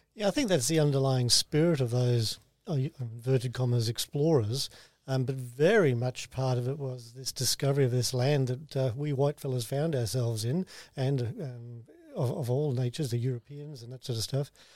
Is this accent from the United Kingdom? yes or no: no; Australia; I'm the first Australian born of our family. We're mostly from South Wales and the U K.